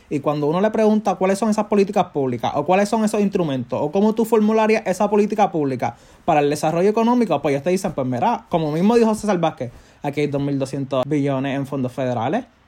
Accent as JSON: {"language": "Spanish", "country": "Puerto Rico", "said": "yo como puertorriqueño"}